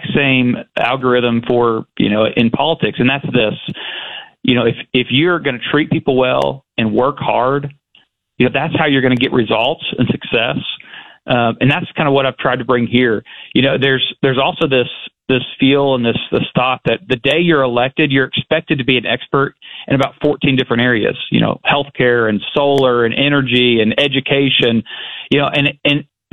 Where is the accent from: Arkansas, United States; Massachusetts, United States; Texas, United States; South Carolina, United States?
Arkansas, United States; I think I'm the furthest legislator from Little Rock, from my hometown. It's about 225 miles, and that's far.